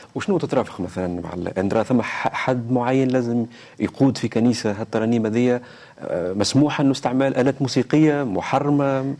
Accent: Tunisia; accent: Tunisian; لهجتنا، لهجة تونسية

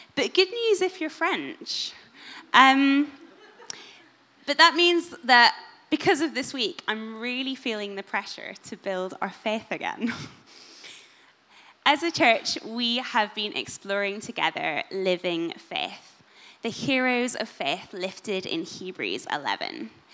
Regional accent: Northern Ireland, United Kingdom; being in Northern Irish Sunday school

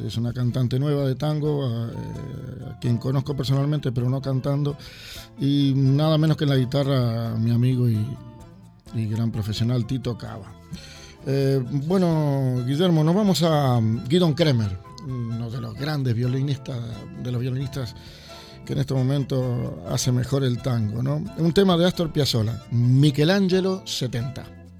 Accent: Uruguay; now in Sweden; yo como uruguayo

